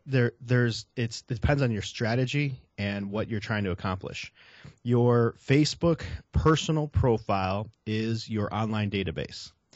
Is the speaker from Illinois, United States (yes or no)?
yes; Chicago, Illinois, United States; I'm a Southsider from Chicago